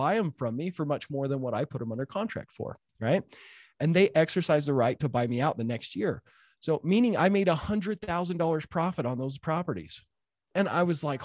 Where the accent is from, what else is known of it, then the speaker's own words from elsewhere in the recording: Utah, United States; I'm a redneck from Utah.